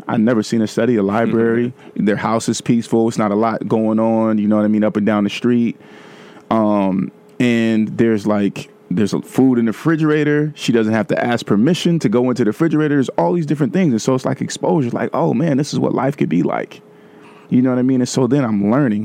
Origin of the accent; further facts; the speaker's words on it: Vallejo, California, United States; moved away as an adult; also born or lived in Atlanta; now in New York, United States; I'm from Vallejo